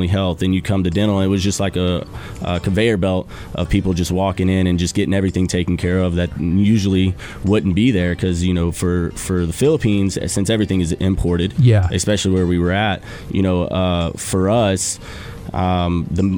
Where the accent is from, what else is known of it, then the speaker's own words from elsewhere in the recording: South Louisiana, United States; moved away as an adult; also born or lived in San Antonio / Guam / Georgia; now in North Dakota, United States; I'm originally from South Louisiana.